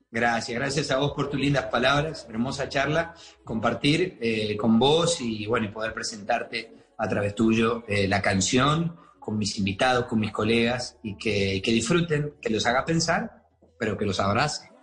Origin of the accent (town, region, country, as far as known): Argentina; now in Miami, United States